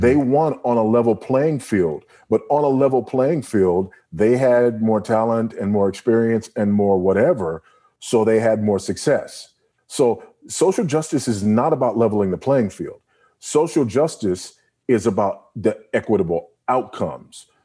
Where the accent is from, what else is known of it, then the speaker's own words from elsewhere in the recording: Los Angeles, California, United States; also born or lived in Houston; now in Lusaka, Zambia; I was born in, in Los Angeles and, you know, drug infested, gang infested South Central L A, born to a single